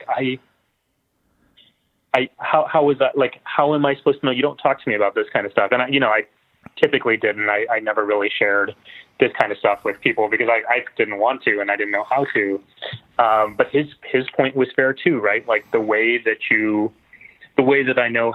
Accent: San Antonio, Texas, United States; I grew up in San Antonio

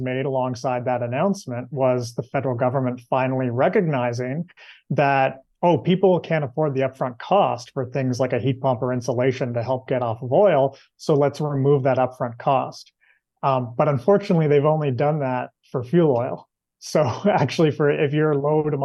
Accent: Nova Scotia, Canada; I'm actually in Nova Scotia right now, and I'm from Nova Scotia

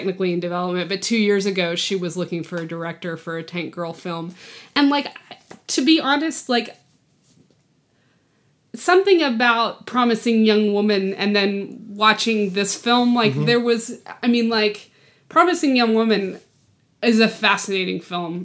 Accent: New Mexico, United States; White Sands, New Mexico, which is a place where I grew up

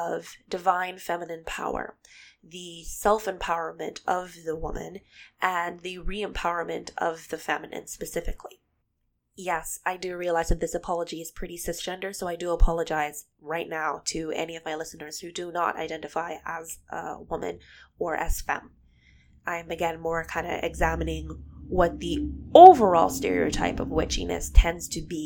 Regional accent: Bahamas; moved away; I'm originally from the Bahamas, so my country's indigenous spirituality

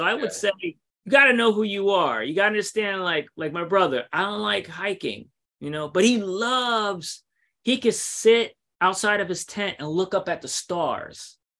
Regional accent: New York City, New York, United States; I'm from New York City and I'm currently in Alabama writing my second book.

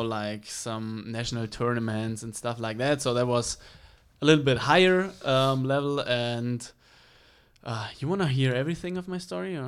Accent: Regensburg, Bavaria, Germany; English is a second language; moved away as an adult; now in United States; I grew up in Bavaria in the, uh, in Regensburg, so that's the city.

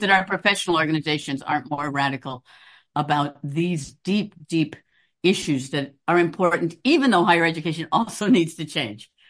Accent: Chicago, Illinois, United States; also born or lived in Princeton / Durham, North Carolina; now in New York, United States; a Chicagoan

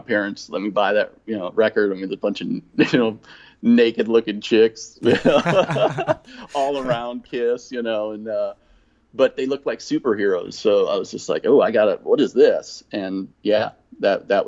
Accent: Rockton, Illinois, United States; moved away as an adult; also born or lived in Kenosha, Wisconsin / Rockford, Illinois / Texas; I grew up in Rockton, Illinois, which is just north of Rockford

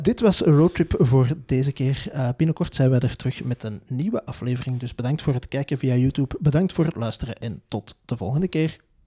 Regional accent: Belgium; wij als Belgen

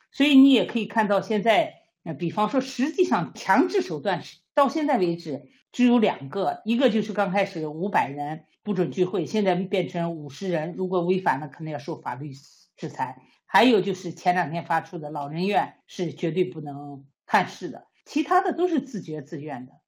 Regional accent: China; now in Sweden; 我们中国人

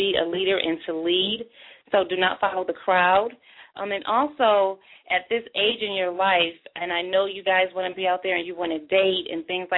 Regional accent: Buffalo, New York, United States; now in Atlanta, United States; my hometown of Buffalo, New York.

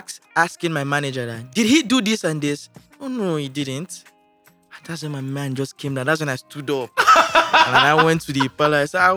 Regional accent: Ojodu, Lagos, Nigeria; also born or lived in Festac; No, I started living my life from Festac, then I moved to Ojodu.

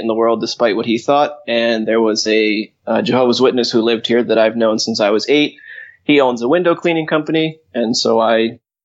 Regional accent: Glendale, Arizona, United States; also born or lived in Springfield, Massachusetts; now in Hawaii, United States; I'm from Glendale in Arizona

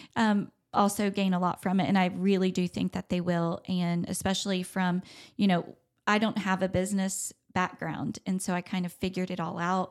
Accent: Charlotte, North Carolina, United States; I grew up in Charlotte in the arts industry

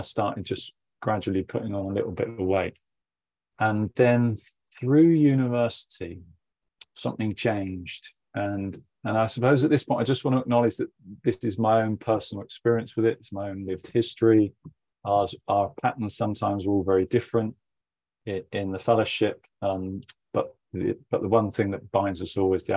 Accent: Somerset, South West England, United Kingdom; I grew up in Somerset, in England

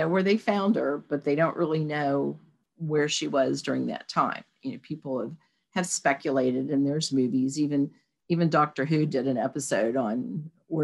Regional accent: Charleston, West Virginia, United States; when we were kids, Kanawha County Schools, because we're originally from Charleston

